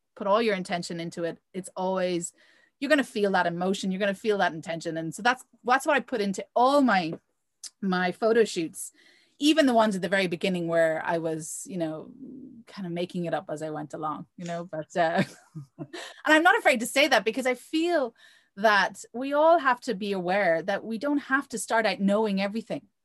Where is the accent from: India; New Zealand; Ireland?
Ireland; also born or lived in Provence, France; now in France; I grew up in Ireland